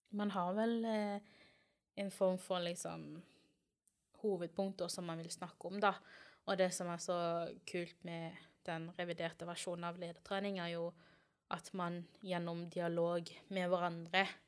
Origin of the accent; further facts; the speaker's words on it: Kristiansand, Agder, Norway; moved away; Kommer fra Kristiansand opprinnelig